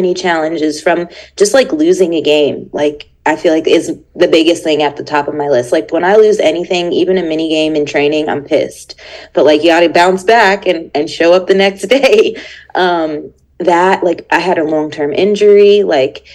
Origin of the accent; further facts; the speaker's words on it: Long Island, New York, United States; moved away; growing up on Long Island